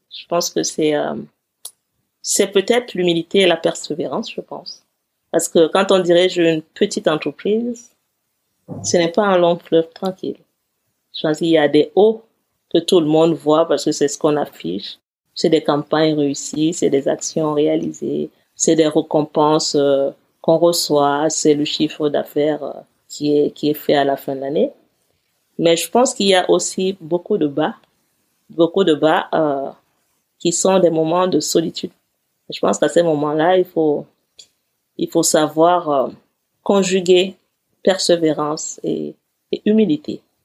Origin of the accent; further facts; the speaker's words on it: Cameroon; also born or lived in Eseka, Cameroon / Yaoundé, Cameroon / United States; now in Paris, France; Avant d'arriver en France, j'ai vécu dans une petite ville qui s'appelle Ezeka, puis j'ai vécu dans la capitale du Cameroun.